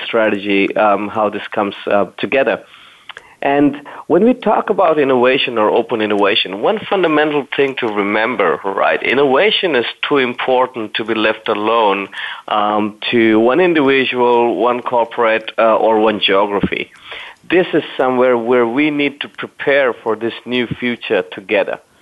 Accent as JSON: {"language": "English", "region": "Berlin", "country": "Germany", "tie": "born or raised there", "said": "I'm actually in the uh, capital city of Germany, Berlin uh, my favorite cities. That's my hometown as well."}